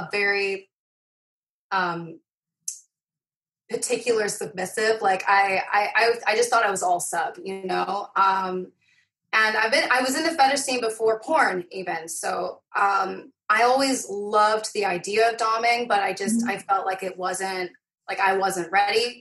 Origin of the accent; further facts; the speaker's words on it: Fife, Scotland, United Kingdom; accent: Scottish; moved away; also born or lived in Dunfermline / Inverkeithing / Rosyth; I grew up in Fife, which is an area just north